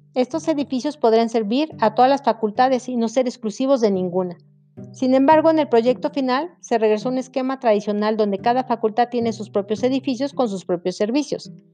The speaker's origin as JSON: {"language": "Spanish", "country": "Mexico", "said": "nosotros como mexicanos"}